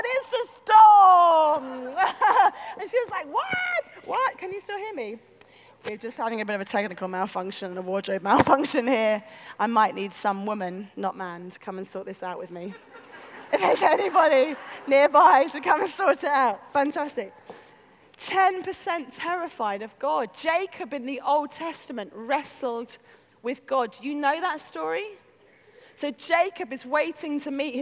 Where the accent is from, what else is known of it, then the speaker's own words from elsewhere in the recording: London, United Kingdom; I come from North London